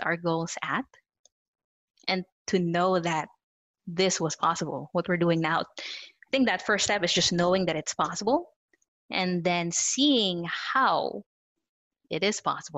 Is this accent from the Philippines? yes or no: yes; Philippines; moved away; also born or lived in New Zealand; I had moved from New Zealand. I was born in the Philippines, moved to New Zealand, married Chris. So I moved here.